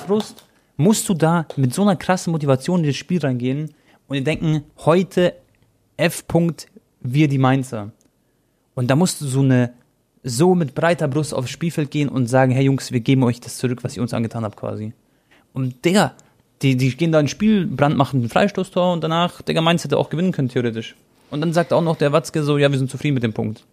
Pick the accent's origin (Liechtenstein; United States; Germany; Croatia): Croatia; ich bin Kroate